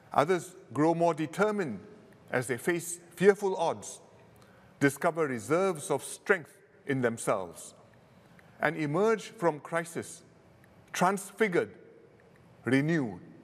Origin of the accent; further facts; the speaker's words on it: Singapore; being Singaporean